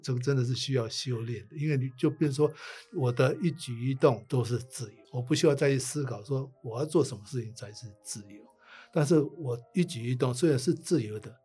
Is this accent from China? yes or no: no; Taipei, Taiwan; moved away; also born or lived in Tokyo, Japan; 台北是我的故乡